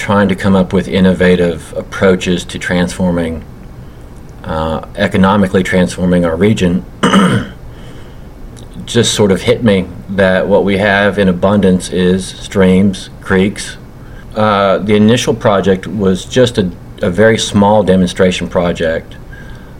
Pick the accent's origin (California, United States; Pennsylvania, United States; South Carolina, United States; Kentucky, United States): Kentucky, United States; LaRue County; I was raised in LaRue County, Kentucky, which is the birthplace of Abraham Lincoln, and so I consider myself a Kentuckian through and through